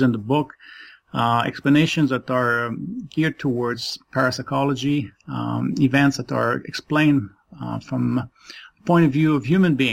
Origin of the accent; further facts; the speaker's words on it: Quebec City, Quebec, Canada; first language French; English is a second language; now in Toronto, Canada; I am based in Toronto, Canada, originally from Quebec City. So French is my first language